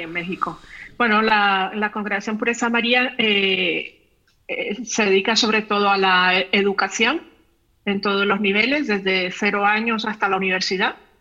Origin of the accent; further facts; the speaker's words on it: León, Nicaragua; yo nací en León y soy de León y, he vivido siempre en León